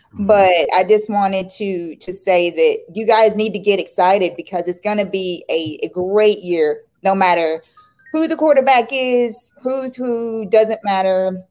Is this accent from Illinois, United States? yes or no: no; Tennessee, United States; moved away; also born or lived in Georgia; I'm from Tennessee, so I'm from the South, and I used to live in Georgia